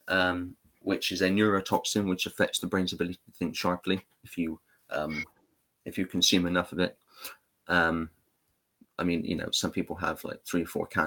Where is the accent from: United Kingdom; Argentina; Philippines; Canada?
United Kingdom; England; I'm English